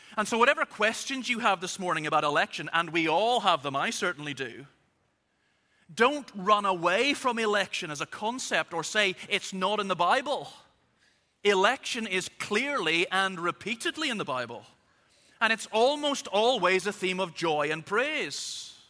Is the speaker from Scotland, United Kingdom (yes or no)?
no; Belfast, Northern Ireland, United Kingdom; I was born in Belfast, so I am officially both Irish and British.